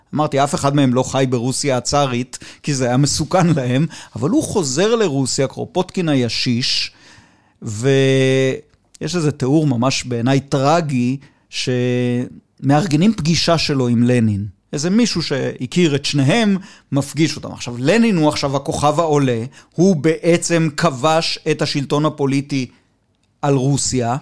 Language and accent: Hebrew; Israel; אני בן קיבוץ